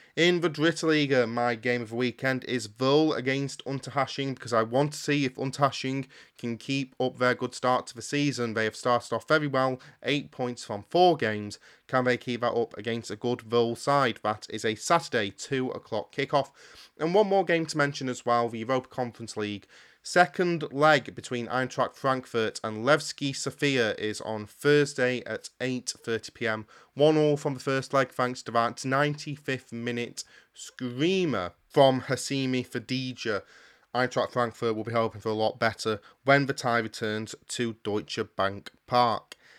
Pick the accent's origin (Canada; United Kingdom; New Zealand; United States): United Kingdom; As a Brit